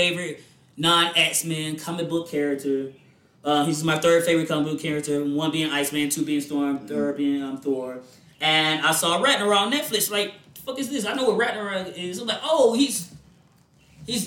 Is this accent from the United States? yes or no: yes; United States; I'm a good old American